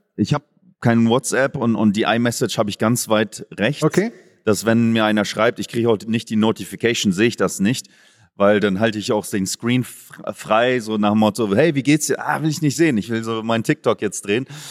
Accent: Oldenburg, Lower Saxony, Germany; now in Bavaria, Germany; weil ich gebürtiger Oldenburger bin

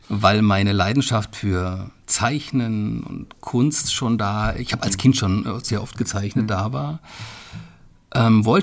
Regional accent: Hesse, Germany; Klar, ich bin noch auf Biber äh, groß geworden, wobei groß geworden in meinem Falle ja nicht die richtige Bezeichnung ist. Ich bin dort aufgewachsen.

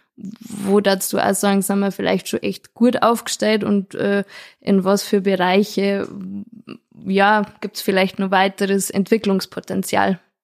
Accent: Lenggries, Bavaria, Germany; now in Bad Tölz, Germany; als äh, gebürtige Lengrieserin und jetzt Bad Tölzer Bürgerin

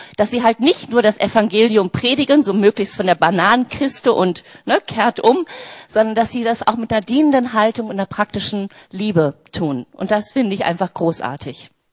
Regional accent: near Bielefeld, North Rhine-Westphalia, Germany; now in Berlin, Germany; Ich bin seit 1987 in Berlin. Ich komme aus der Nähe von Bielefeld.

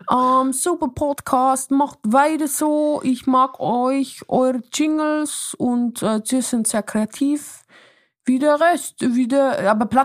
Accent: Basel, Basel-Stadt, Switzerland; ich komme aus Basel und ich weiß nicht.

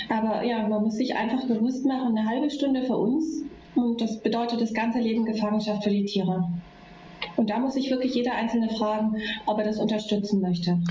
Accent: Germany; Bei uns in Deutschland

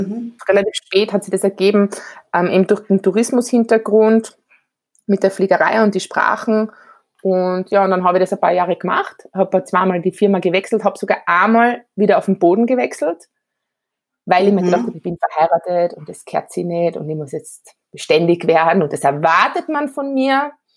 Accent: Graz, Styria, Austria; ich bin relativ modern in der Stadt Graz aufgewachsen

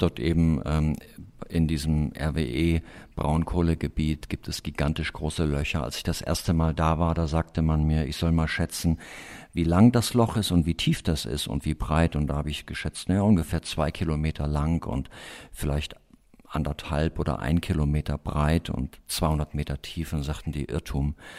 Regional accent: Germany; im Hainich in Thüringen, in meiner Heimat

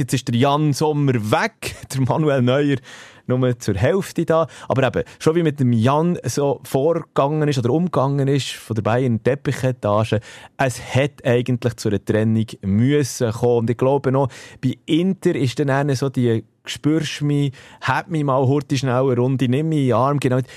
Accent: Switzerland; hier bei uns in der Schweiz

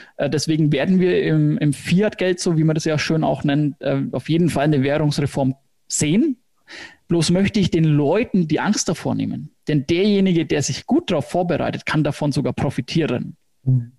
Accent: Hersbruck, Bavaria, Germany; accent: Franconian; Fränkisch, genau, also ich komme aus Hersbruck

